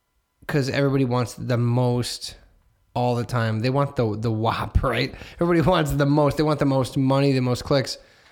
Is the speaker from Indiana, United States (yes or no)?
yes; Hammond, Indiana, United States; I'm from Hammond. So, like, the world used to be smaller.